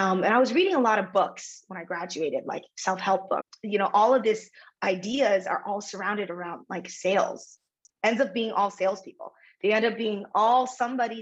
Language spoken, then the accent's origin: English; United States; growing up in America as daughter of an immigrant